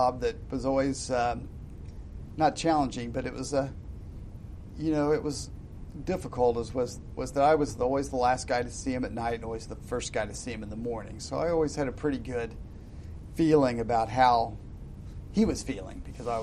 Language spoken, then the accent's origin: English; Midwest, United States; I always felt sort of like an alien being as a Midwesterner in New England, because the people are much, you know, the Yankees are a lot different than we Midwestern people